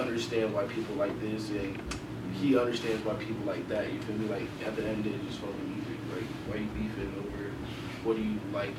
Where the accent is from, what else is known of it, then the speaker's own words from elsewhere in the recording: Sioux City, Iowa, United States; now in Des Moines, United States; Well, I came here from Sioux City, which is like 3 hours.